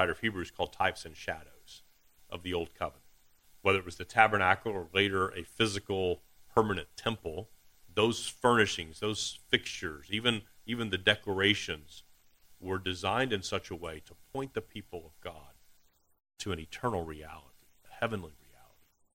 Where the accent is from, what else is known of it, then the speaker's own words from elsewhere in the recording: Deep East Texas, United States; accent: Texas; My Texas accent is hard to hit. Illusion, how about that? I'll be from Deep East Texas